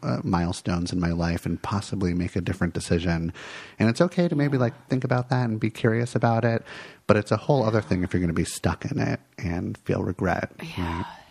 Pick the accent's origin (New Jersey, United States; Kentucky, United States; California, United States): California, United States; Santa Monica; moved away as an adult; now in Portland, United States; i grew up in los angeles and I um, lots of like wonderful, lovely moments growing up in Santa Monica, and then I decided to like leave Los Angeles